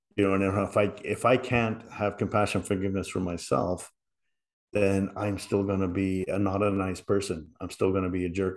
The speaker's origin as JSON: {"language": "English", "town": "Liverpool", "region": "North West England", "country": "United Kingdom", "moved": "yes", "said": "I was from England, you know, I was from Liverpool"}